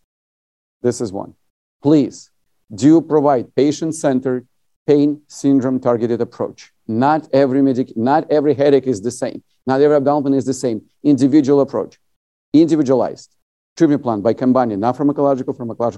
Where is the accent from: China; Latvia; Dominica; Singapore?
Latvia; now in United States; I'm originally from USSR. I was born in Latvia